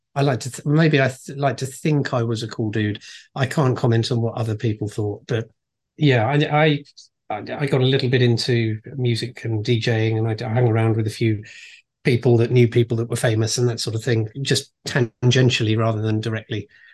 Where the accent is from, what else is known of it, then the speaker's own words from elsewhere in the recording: Reigate, South East England, United Kingdom; also born or lived in Brighton / Farnham; I was born and raised in a place called Reigate, which is next to a place called Redhill, also in Surrey